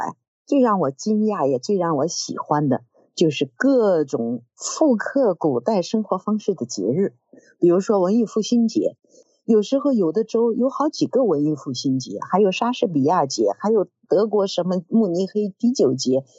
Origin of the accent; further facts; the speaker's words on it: China; 因为我是中国人嘛，因此我对元代对成吉思汗自然要有很亲热的感情。